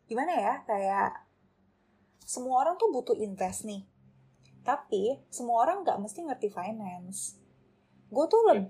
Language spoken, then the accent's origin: Indonesian; Pontianak, West Kalimantan, Indonesia; gue mau balik ke Pontianak gitu gue mau balik ke kampung halaman gue untuk um, start my career tuh di government gitu.